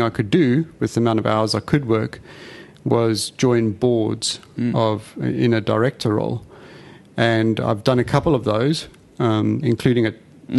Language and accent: English; South Africa; now in Australia; I'm South African, as you can hear